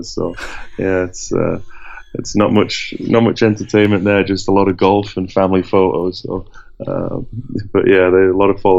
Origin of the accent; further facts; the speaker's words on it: Sheffield, Yorkshire and the Humber, United Kingdom; Yeah, yeah, I live in Sheffield. Uh, my wife's from Sheffield. I grew up in Sheffield.